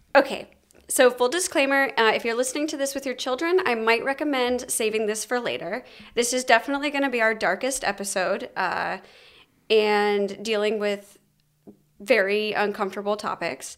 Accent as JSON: {"language": "English", "region": "Georgia", "country": "United States", "said": "I'm from Georgia"}